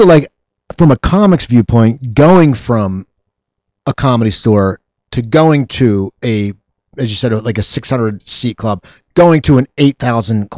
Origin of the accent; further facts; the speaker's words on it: New Jersey, United States; where I grew up in New Jersey